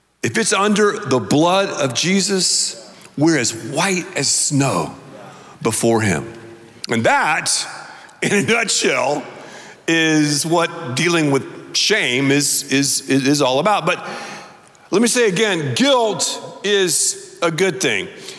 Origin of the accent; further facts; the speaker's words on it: the South, United States; I grew up, because I'm from the South, saying naked